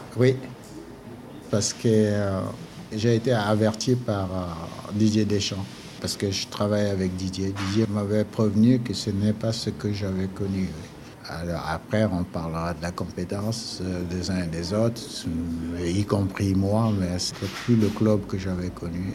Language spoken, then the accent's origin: French; N'Djamena, Chad; moved away; also born or lived in Nantes; je suis, un enfant de N'Djamena. J'ai grandi à N'Djamena.